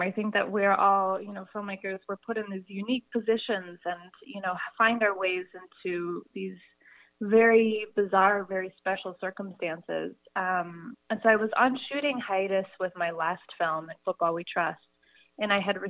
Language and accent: English; Salt Lake City, Utah, United States; I grew up in Salt Lake City, Utah